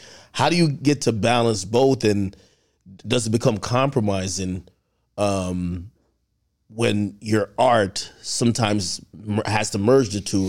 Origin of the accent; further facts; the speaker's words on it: Jamaica; I'm from Jamaica